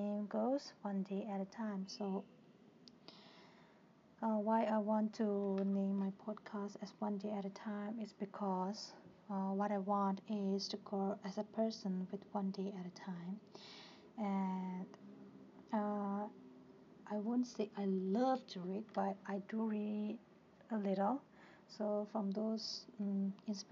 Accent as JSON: {"language": "English", "region": "Tibet", "country": "China", "moved": "yes", "lives_now": "India", "said": "I'm basically from Tibet and for the last 20 years I live in India as a refuge"}